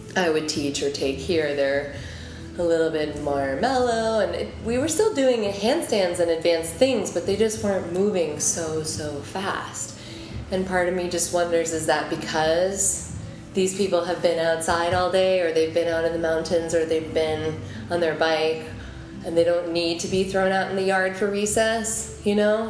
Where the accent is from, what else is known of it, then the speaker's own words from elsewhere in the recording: Omaha, Nebraska, United States; now in New York, United States; I'm from Omaha, I've been here for twelve years